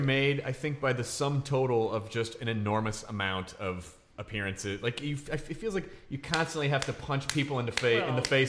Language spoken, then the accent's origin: English; Memphis, Tennessee, United States; It came on Sunday nights in Memphis, where I lived.